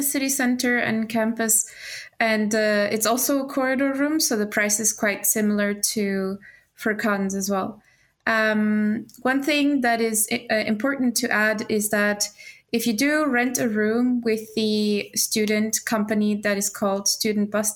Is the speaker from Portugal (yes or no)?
yes; Portugal; now in Sweden; I am from Portugal